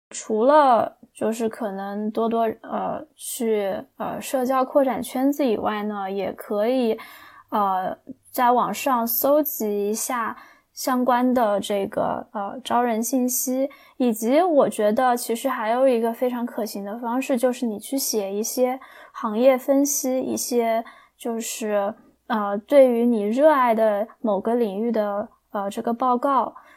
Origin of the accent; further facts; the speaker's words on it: China; 我们中国人